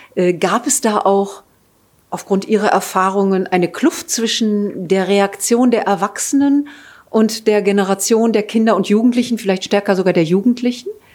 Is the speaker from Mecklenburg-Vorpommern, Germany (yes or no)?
yes; Rostock, Mecklenburg-Vorpommern, Germany; ich war in Rostock, also in meiner Heimatstadt